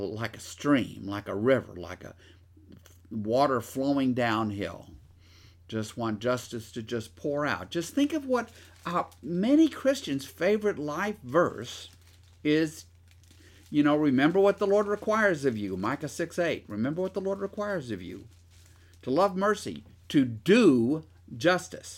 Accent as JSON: {"language": "English", "town": "Shreveport", "region": "Louisiana", "country": "United States", "tie": "born or raised there", "also_born_or_lived": "Minden, Louisiana", "said": "I grew up in one world, and in Shreveport and Minden and other parts of Louisiana"}